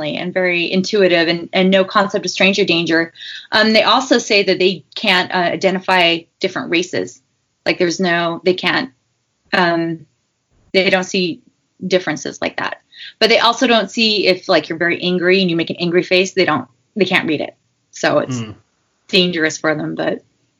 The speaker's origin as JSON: {"language": "English", "region": "Utah", "country": "United States", "tie": "born or raised there", "said": "I grew up in Utah"}